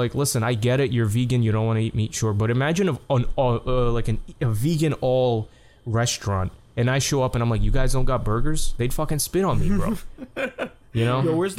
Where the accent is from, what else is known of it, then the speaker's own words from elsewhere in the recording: New York, United States; Like, you know, I'm a New Yorker with my coffee, you know.